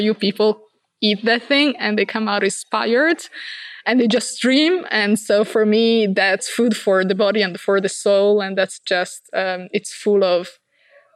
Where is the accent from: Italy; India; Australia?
Italy; Verona, Veneto; I come from Verona, which is like an hour and a half drive from Milan